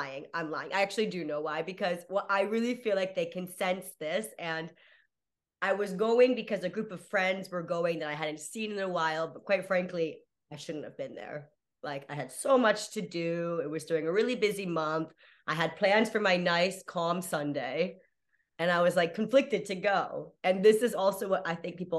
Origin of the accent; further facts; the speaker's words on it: United States; moved away as an adult; also born or lived in Playa del Carmen, Mexico; now in Berlin, Germany; I'm American coming from Playa del Carmen, Tulum area to Berlin